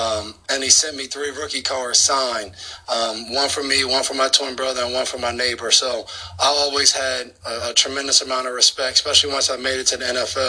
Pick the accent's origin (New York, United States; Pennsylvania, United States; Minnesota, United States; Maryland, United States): New York, United States; When I was growing up in New York